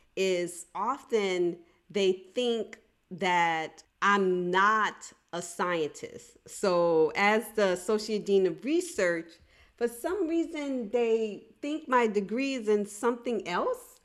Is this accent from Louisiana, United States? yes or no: yes; New Orleans, Louisiana, United States; I'm from New Orleans, Louisiana